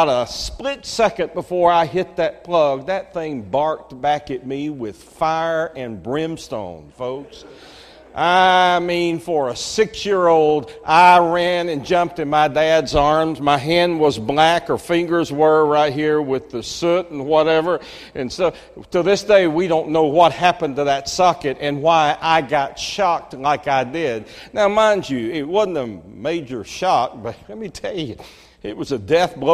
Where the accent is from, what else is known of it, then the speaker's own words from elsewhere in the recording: Marietta, Georgia, United States; I grew up in Cobb County